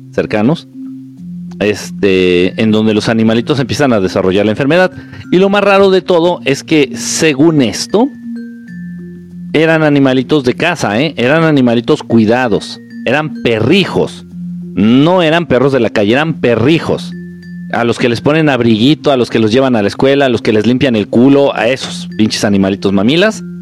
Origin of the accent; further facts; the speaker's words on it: Peru; En fin, soy de Perú y mi familia vacunada está que les da gripa fuerte si no me vacuné y estoy sano.